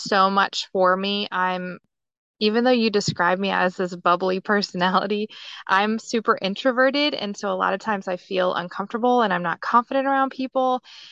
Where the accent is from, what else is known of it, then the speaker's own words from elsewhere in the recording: Outer Banks of North Carolina, United States; now in Virginia Beach, United States; I grew up on the Outer Banks of North Carolina